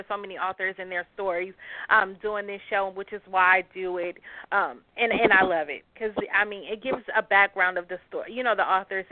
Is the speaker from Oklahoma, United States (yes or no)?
no; Los Angeles, California, United States; Los Angeles is my hometown.